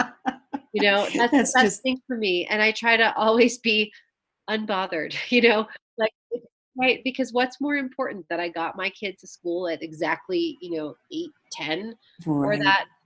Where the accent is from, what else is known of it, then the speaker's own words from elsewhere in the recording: the South, United States; I grew up in the South where there are many, many layers.